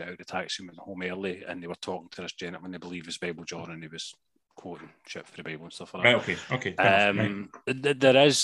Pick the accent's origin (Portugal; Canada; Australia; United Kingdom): United Kingdom; Glasgow, Scotland; being Glaswegian